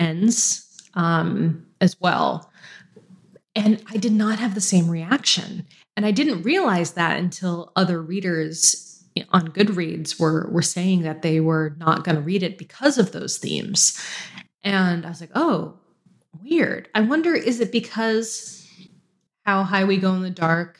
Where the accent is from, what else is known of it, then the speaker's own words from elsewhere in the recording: United States; moved away as an adult; now in British Columbia, Canada; I'm American